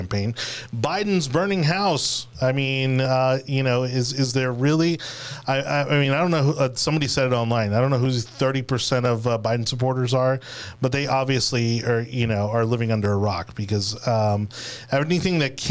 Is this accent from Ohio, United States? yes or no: no; Florida, United States; for those of us who were kind of born and raised here